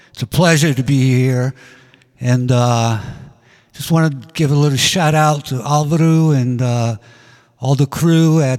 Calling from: Hollywood, California, United States; I'm direct live from Hollywood, California.

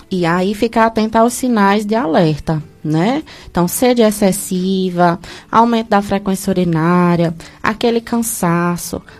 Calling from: Milagres, Ceará, Brazil; Hum, bom dia, eu sou aqui de Milagres.

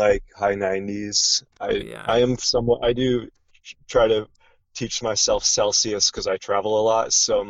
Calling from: Oregon, United States; Southern Oregon, and it's super nice out here today.

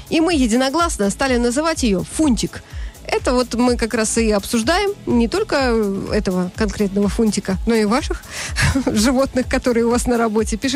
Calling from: Moscow, Russia; Из Москвы.

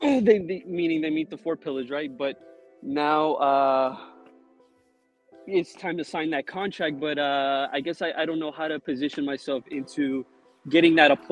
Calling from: California, United States; Central Valley, California.

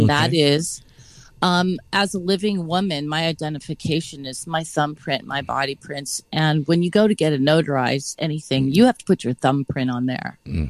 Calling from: California, United States; No, Sonoma County. I'm the Bohemian.

